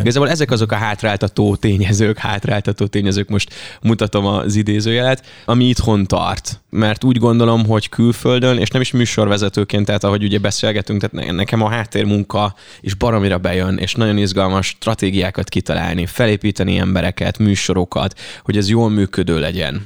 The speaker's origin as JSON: {"language": "Hungarian", "area": "Ajka area", "region": "Veszprém County", "country": "Hungary", "tie": "born or raised there", "said": "Ajkához, Kolontárhoz és a szülővárosomhoz, falumhoz kötődik"}